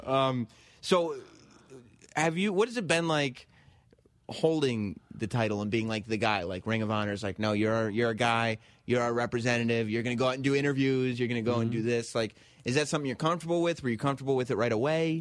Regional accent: suburbs of New York, United States; growing up in the suburbs of New York when your dad worked in advertising

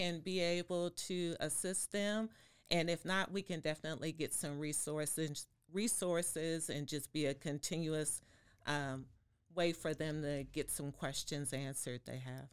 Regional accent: Waco, Texas, United States; also born or lived in Fort Worth; now in Austin, United States; I am from Waco

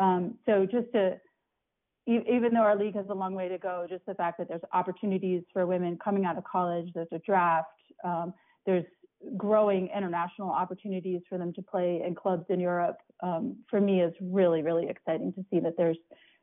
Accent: Northern Virginia, United States; also born or lived in Massachusetts; So I grew up playing in Northern Virginia. I was born in 1971

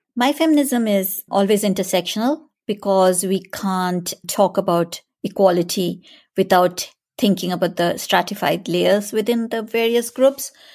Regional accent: India; moved away; I grew up in India

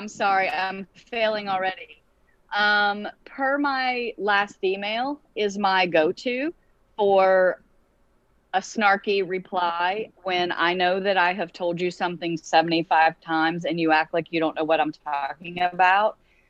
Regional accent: Beaumont, Texas, United States; moved away; Today, we're visiting family in Texas, and we were running around Beaumont, which is my hometown

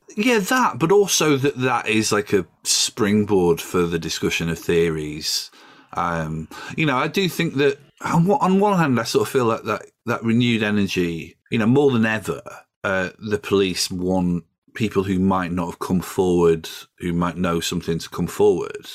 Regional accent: Doncaster, Yorkshire and the Humber, United Kingdom; now in London, United Kingdom; I live in London, I'm from Doncaster

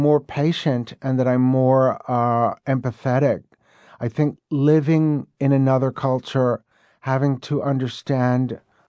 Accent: New York, United States; now in Mexico City, Mexico; I was born and raised in New York, unlike a lot of people from the Big Apple, I never was convinced that it was the be-all, end-all of the universe. And I dreamed of living in another country since adolescence.

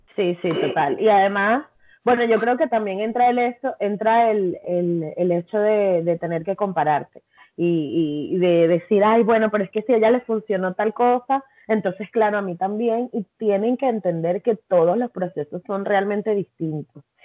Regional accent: Venezuela; soy venezolana

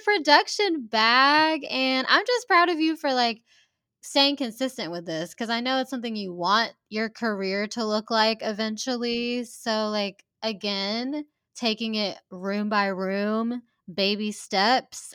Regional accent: Hoover, Alabama, United States; growing up in Hoover, where it is kind of, like, a wealthier community

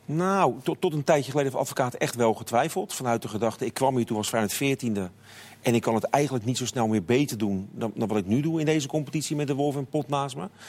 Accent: Rotterdam, South Holland, Netherlands; zeg ik als, als Rotterdammer

